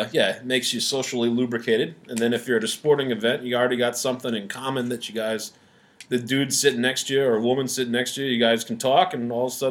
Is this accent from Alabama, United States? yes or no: no; Philadelphia, Pennsylvania, United States; we're from Philly area